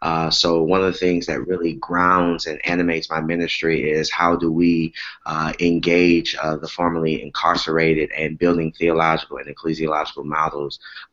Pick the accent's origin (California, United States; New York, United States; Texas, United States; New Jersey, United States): Texas, United States; Galveston; also born or lived in Houston, Texas; now in Pleasantville, United States; Yeah, so I am originally from Galveston, Texas, and I have spent some time in Houston, one of my favorite American cities.